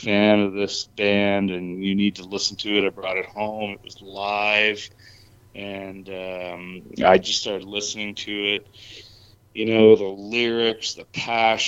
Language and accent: English; Moncton, New Brunswick, Canada; now in Calgary, Canada; born and raised on the East Coast and in Moncton